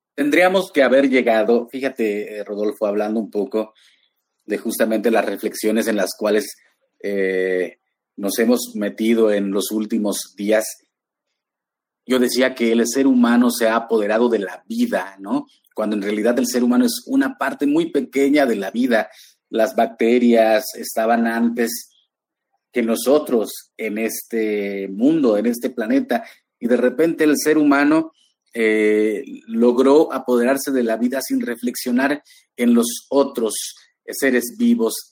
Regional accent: Huasteca Veracruzana, Mexico; mis orígenes allá en la Huasteca Veracruzana

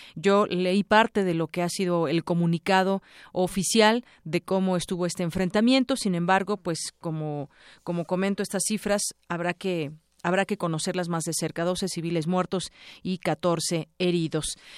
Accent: Mexico; como mexicanos

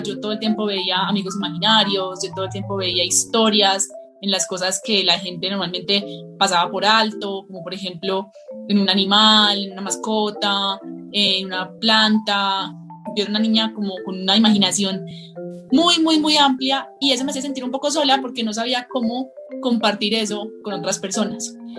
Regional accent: Colombia; also born or lived in El Retiro, Antioquia; soy escritora de Colombia. Vivo en un pueblito muy hermoso que se llama El Retiro, que queda cerca de la ciudad de Medellín

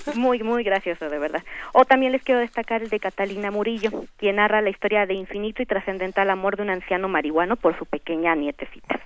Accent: Mexico; somos los mexicanos

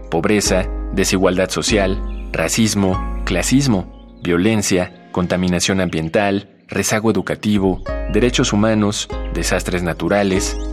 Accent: Bogotá, Colombia; yo soy de acá de Bogotá, yo estudio psicología en la Universidad del Bosque

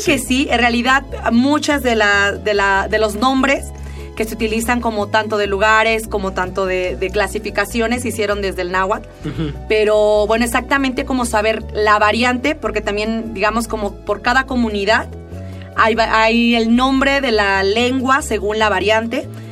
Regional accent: Oaxaca, Mexico; Oaxaca, cuando yo tenía como unos 10 años

